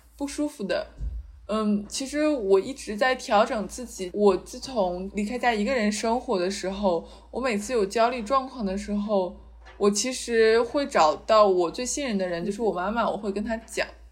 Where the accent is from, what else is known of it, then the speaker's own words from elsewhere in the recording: China; moved away; 我们是出生在一个东亚的社会嘛